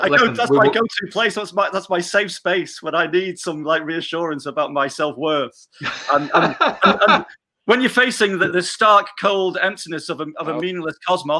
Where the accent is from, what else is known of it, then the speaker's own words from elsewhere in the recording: Manchester, North West England, United Kingdom; Because we're from Manchester, we call it Shine.